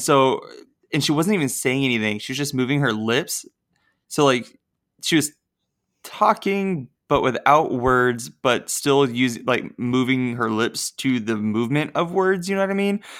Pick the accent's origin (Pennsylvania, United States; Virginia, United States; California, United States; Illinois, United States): California, United States; moved away; also born or lived in Ohio; I remember living up there, and we'd always go into the back, 'cause we're from California